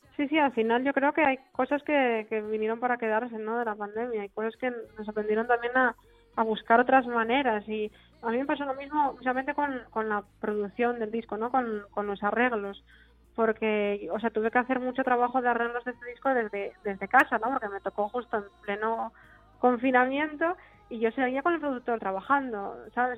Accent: Asturias, Spain; me dice que soy su hermanita asturiana

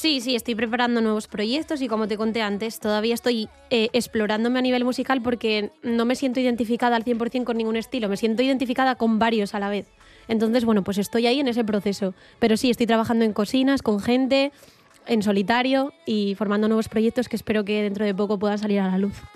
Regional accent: Riosa, Asturias, Spain; also born or lived in Morcín; now in Oviedo, Spain; yo vivo en Oviedo, lo que pasa que mm, soy de Riosa y de Morcín

